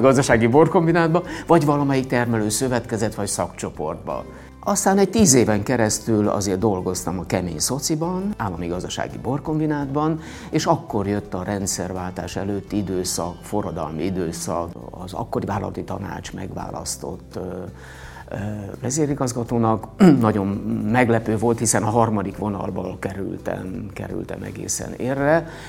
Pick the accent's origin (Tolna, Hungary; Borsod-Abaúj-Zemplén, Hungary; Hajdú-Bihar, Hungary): Borsod-Abaúj-Zemplén, Hungary; Monok; also born or lived in Miskolc / Budapest; az a hely, ahol születtem, visszajöttem